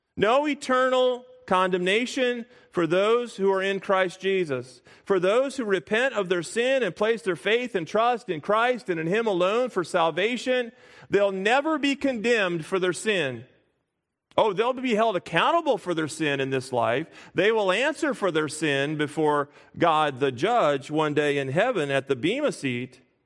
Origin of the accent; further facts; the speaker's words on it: Springfield, Illinois, United States; moved away; we moved back to our home uh, my hometown of Springfield, Illinois